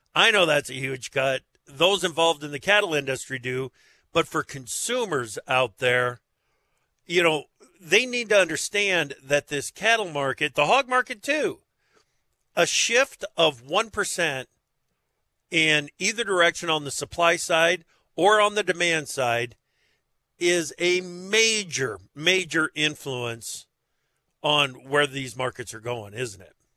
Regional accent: Eastern Iowa, United States; also born or lived in Chicago; I spent three and a half years in Chicago as well after growing up in Eastern Iowa

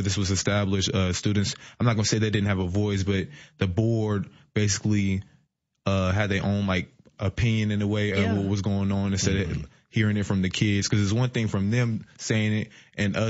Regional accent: Decatur, Illinois, United States; I grew up in Decatur my whole life.

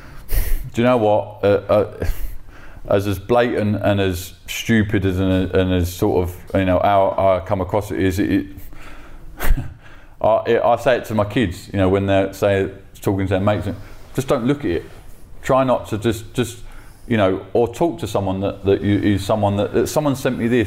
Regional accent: London, United Kingdom; I'm from South London. I've always been from South

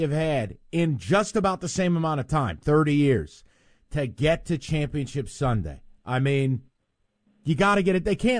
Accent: Detroit, Michigan, United States; I'm from Southwest Detroit.

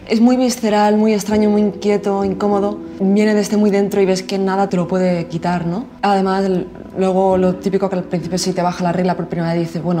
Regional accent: Marbella, Andalusia, Spain; soy de Marbella, Málaga y me dedico a la industria musical.

